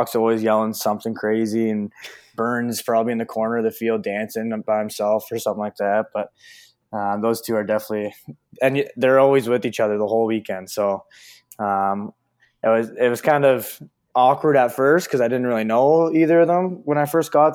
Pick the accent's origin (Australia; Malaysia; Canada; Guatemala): Canada; a Canadian guy